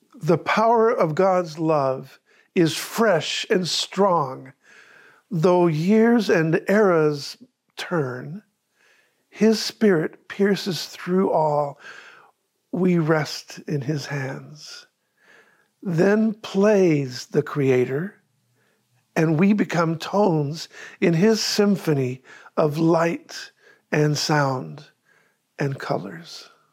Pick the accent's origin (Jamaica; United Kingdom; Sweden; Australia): Sweden; Rättvik; now in Sarasota, United States; my hometown church in Rötvik, Sweden